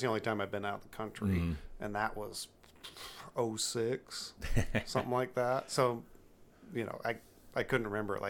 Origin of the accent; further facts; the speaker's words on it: Washington, United States; moved away; I was born in Washington.